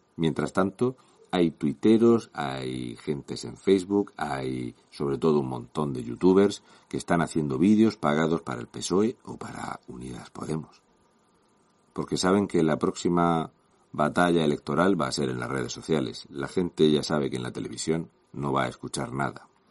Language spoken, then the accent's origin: Spanish; Region of Murcia, Spain; un murciano encabronado